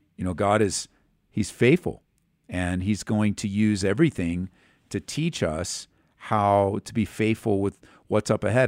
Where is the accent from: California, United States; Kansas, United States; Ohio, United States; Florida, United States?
California, United States; growing up in California